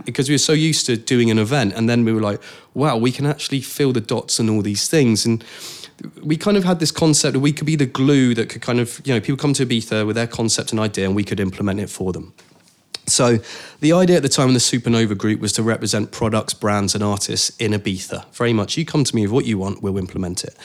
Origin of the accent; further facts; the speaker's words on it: Cornwall, South West England, United Kingdom; moved away; I grew up in Cornwall